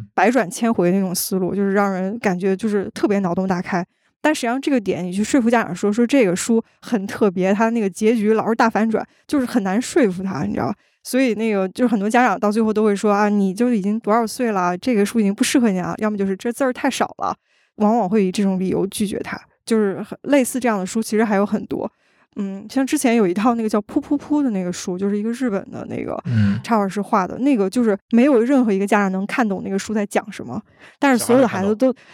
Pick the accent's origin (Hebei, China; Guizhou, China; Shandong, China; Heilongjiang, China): Heilongjiang, China; Daqing; 因为我是家在大庆的，就是我们那个地方，还保留了大部分的地方都是比较原始和野生的状态，就是从小都是生活在所谓的那个草丛和树林里的那种感觉